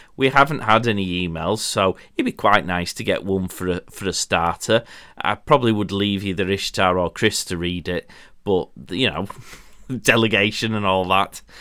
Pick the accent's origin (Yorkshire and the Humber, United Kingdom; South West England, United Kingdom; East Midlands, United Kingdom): Yorkshire and the Humber, United Kingdom